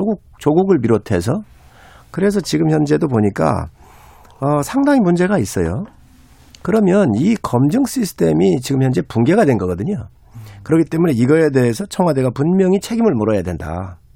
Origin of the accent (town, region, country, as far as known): Seosan, South Chungcheong, South Korea